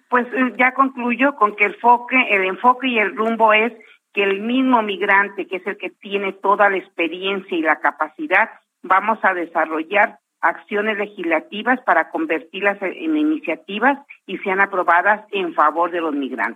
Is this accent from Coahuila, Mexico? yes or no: no; Jalisco, Mexico; now in United States; gente de Jalisco, donde yo soy oriunda